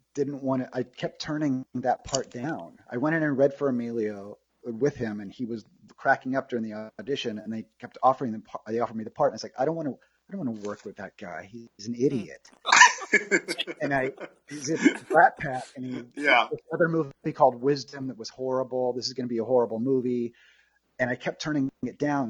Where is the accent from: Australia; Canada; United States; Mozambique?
United States; Norman, Oklahoma; moved away; also born or lived in Los Angeles; I'm from Norman, Oklahoma, and I moved to LA to be a, a movie star